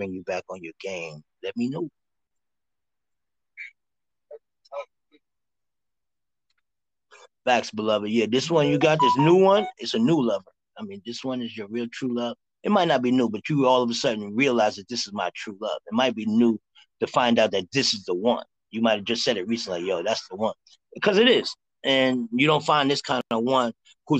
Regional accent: New York City, New York, United States; I'm from Harlem

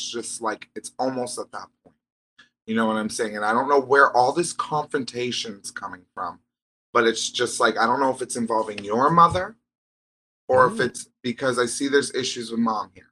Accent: Vermont, United States; I'm from Vermont

